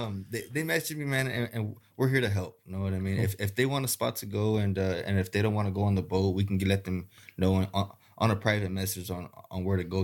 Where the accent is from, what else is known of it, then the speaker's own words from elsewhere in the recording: Harlingen, Texas, United States; I'm from Harlingen.